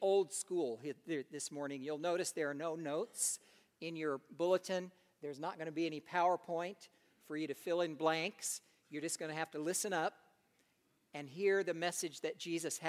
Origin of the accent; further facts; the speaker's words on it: United States; moved away as an adult; As an American living abroad